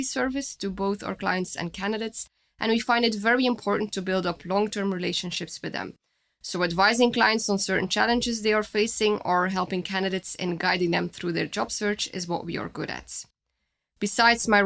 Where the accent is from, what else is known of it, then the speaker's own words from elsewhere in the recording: Flemish side, Flanders, Belgium; first language Dutch; English is a second language; moved away as an adult; also born or lived in Switzerland; now in France; I was born and raised in Belgium on the Flemish side, so my native language is Dutch